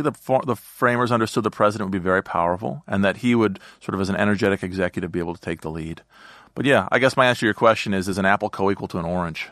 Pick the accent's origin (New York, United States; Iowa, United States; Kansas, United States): Iowa, United States; Eastern; moved away as an adult; also born or lived in Boston; now in Washington, D.C., United States; I grew up in Eastern Iowa